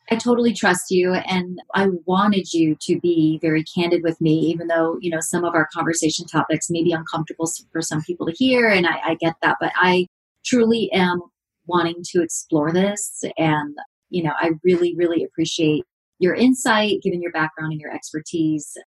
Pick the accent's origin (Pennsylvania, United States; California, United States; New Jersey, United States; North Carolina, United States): California, United States; Redlands; people from my hometown